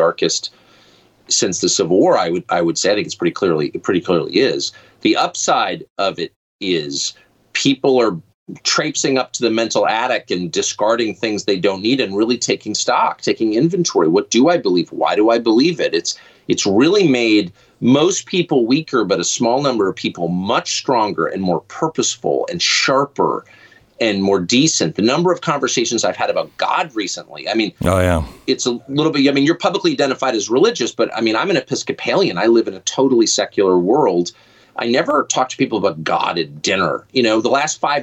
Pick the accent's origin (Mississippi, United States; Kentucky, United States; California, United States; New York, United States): California, United States; Southern; I'm from Southern California